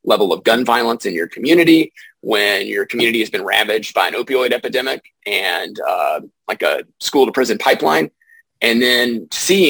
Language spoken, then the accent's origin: English; East Tennessee, United States; I grew up in the Southeast in East Tennessee